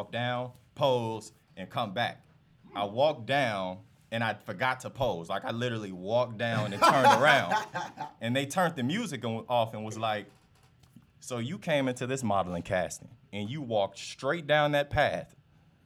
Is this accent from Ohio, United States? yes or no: no; Forest Park, Illinois, United States; also born or lived in Maywood, Illinois / Elmhurst, Illinois; Well, born in Maywood, Illinois. Okay. Typically, I tell people I grew up the majority of my life in Forest Park, Illinois.